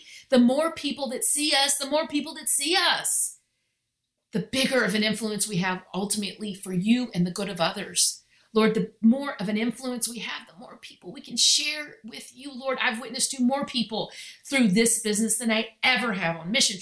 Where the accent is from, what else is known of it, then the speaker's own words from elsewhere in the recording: Texas, United States; I'm so Texan